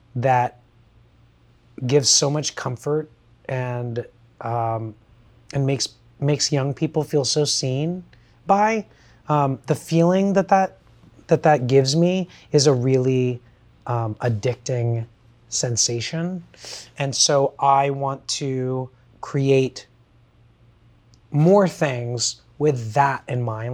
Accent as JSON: {"language": "English", "town": "Kissimmee", "region": "Florida", "country": "United States", "tie": "born or raised there", "said": "I grew up in Kissimmee, Florida, in a subset of it called Buenaventura Lakes"}